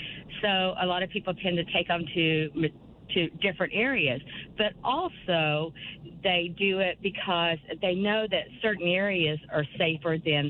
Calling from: Bartlesville, Oklahoma, United States; I'm calling from Bartlesville.

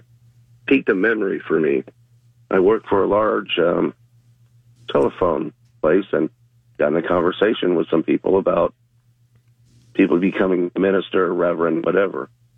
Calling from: Longwood, United States; Hey, good morning. … calling from Longwood.

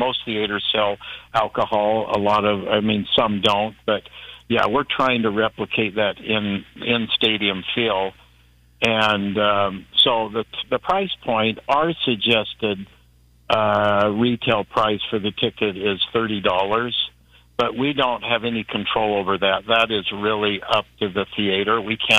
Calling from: Salt Lake City, Utah, United States; I'm calling from Salt Lake City.

